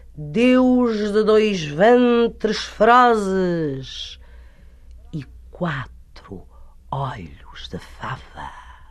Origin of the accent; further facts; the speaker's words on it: Portugal; sou portuguesa